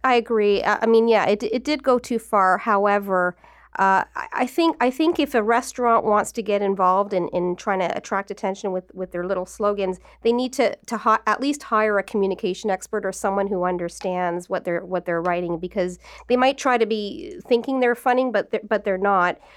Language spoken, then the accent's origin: English; Newmarket, Ontario, Canada; I was from, I'm from Newmarket.